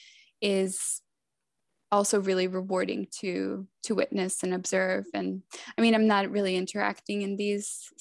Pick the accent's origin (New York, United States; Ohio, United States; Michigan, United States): New York, United States; New York City; also born or lived in Macedonia; I wasn't born in Queens. I was born in Macedonia, but I was sort of raised in Queens